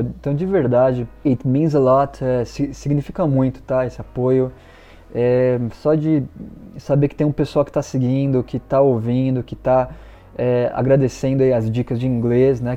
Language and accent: Portuguese; Brazil; eu sou brasileiro. I'm Brazilian